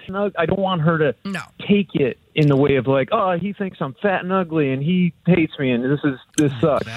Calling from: Greece; I'm over in Greece.

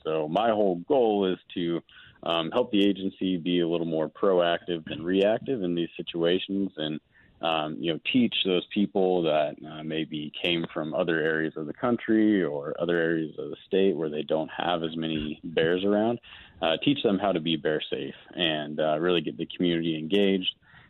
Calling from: Denver, Colorado, United States; Yeah, you know, I'm actually up in Denver today, but I work out of the Durango office down Southwest Colorado.

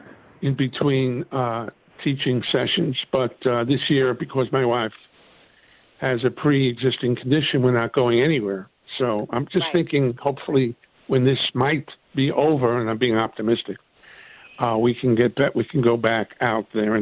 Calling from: Oceanside, New York, United States; I'm calling from Oceanside, New York.

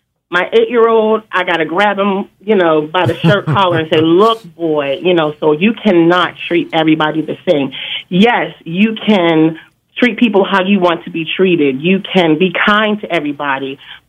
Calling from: Pittsburgh, Pennsylvania, United States; I'm calling from Pittsburgh

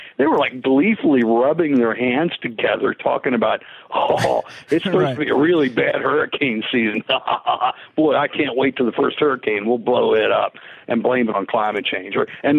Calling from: Pittsburgh, Pennsylvania, United States; I'm calling you from Pittsburgh

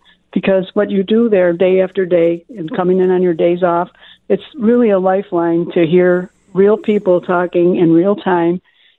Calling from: Buffalo, New York, United States; I'm calling from South Buffalo

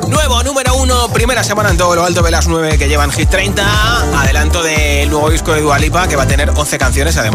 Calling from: Puerto de Sagunto, Valencian Community, Spain; de Puerto de Sagunto.

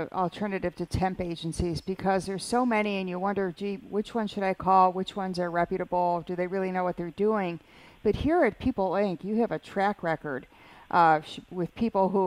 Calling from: Lancaster, United States; I'm from the Lancaster area and um, I work within a manufacturing business.

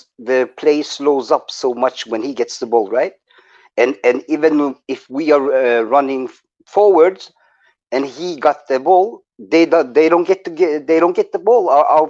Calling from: Norway; I'm calling from Norway, man.

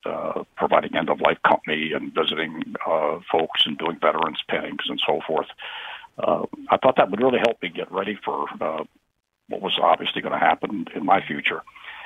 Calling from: East Lyme, Connecticut, United States; from East Lyme.

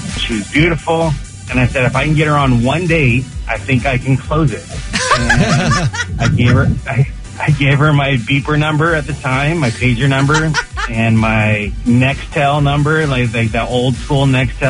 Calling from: Ontario, California, United States; I'm calling from Ontario, California.

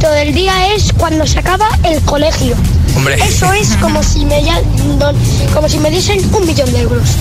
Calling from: Alcorcón, Community of Madrid, Spain; Hola agitadores, buenos días. … de Salcorcón.

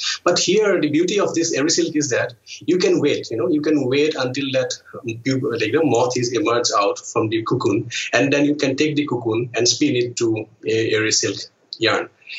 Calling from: Guwahati, Assam, India; I am the co-founder of Seven Weaves Social, and I'm calling in from Guwahati in India's northeast.

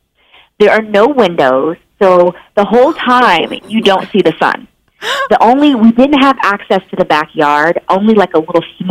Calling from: Los Angeles, California, United States; It is … time yet again, and I am calling in from Los Angeles.

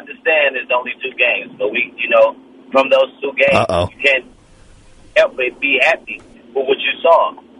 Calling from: Oakland, California, United States; from Oakland, man.

